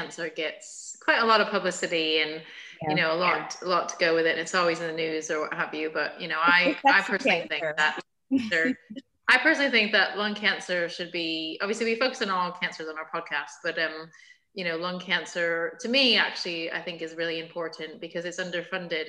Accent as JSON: {"language": "English", "region": "upstate New York", "country": "United States", "moved": "yes", "said": "I'm also from, I'm from upstate New York."}